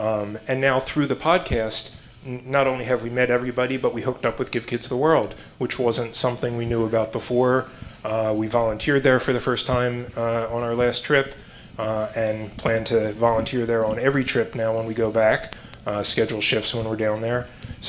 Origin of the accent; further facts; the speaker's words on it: Philadelphia, Pennsylvania, United States; we grew up in Philadelphia.